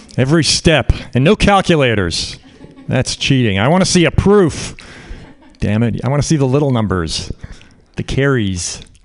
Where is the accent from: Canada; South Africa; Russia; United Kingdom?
Canada; now in United States; I'm uh, Canadian. I grew up in Canada